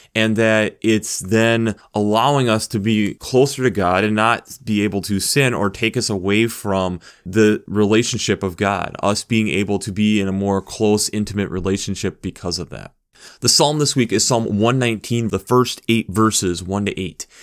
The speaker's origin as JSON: {"language": "English", "country": "United States", "said": "being an American"}